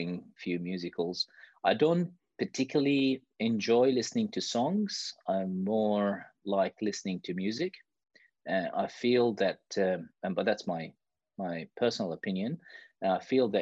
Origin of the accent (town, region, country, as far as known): Iraq; born or raised there; moved away as an adult; now in Australia